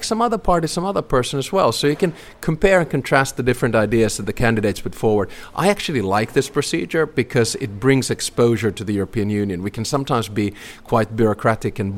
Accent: Helsinki, Uusimaa, Finland; now in Espoo, Finland; Home is in Espoo, and for those of you who don't know, it's a city right next to Helsinki. I was born in Helsinki, only 3 kilometers away from

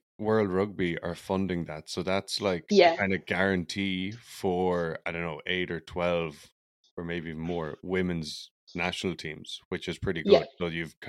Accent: Ireland; now in British Columbia, Canada; I'm from Ireland

